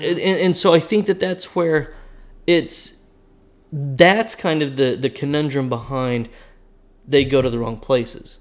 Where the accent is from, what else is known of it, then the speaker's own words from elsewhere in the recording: Oklahoma, United States; I'm from Oklahoma, and we live in Oklahoma